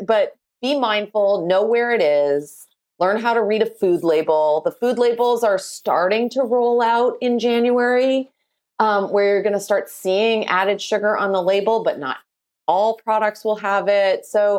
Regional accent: Canada; I would marry maple syrup because I am Canadian.

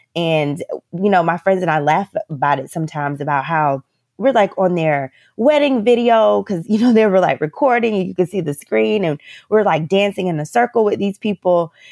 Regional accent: Orlando, Florida, United States; moved away as an adult; also born or lived in Northeast United States; now in Playa del Carmen, Mexico; I am from Central Florida, so from Orlando, Florida

